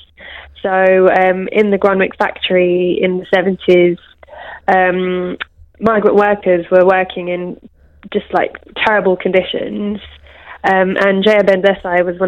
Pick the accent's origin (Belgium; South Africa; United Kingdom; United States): United Kingdom; London; I'm from Brent too